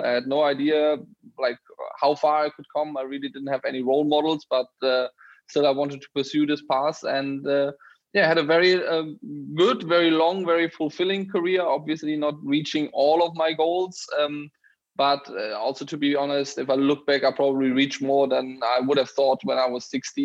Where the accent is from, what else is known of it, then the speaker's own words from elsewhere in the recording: Bonn, North Rhine-Westphalia, Germany; I grew up in Bonn, the former capital of Germany, right in the heart of Germany.